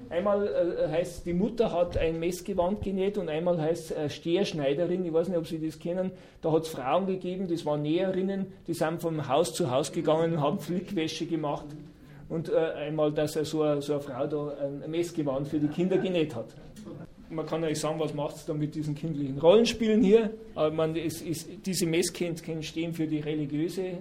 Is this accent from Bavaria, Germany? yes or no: yes; Bavaria, Germany; bei uns in Bayern ist das so, in religiösen Familien war das so.